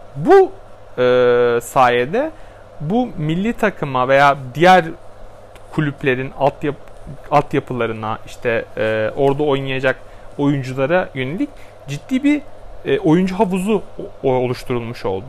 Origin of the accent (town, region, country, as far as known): Turkey